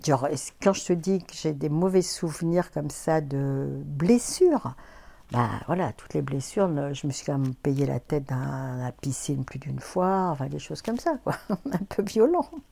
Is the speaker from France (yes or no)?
yes; Clermont-Ferrand, Auvergne-Rhône-Alpes, France; moved away as an adult; also born or lived in Paris; je suis née à Clermont-Ferrand, en Auvergne. Et j'y suis restée jusqu'à à peu près 20 ans, mes 20 ans